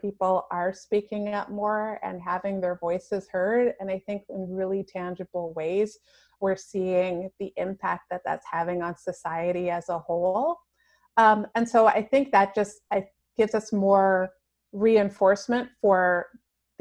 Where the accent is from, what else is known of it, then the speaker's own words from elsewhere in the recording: Canada; also born or lived in Toronto; I grew up in a really small town and I was like destined to move across the country to go to Toronto. I grew up in Canada.